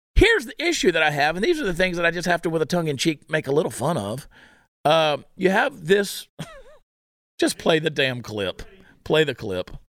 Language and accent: English; United States; I'm an American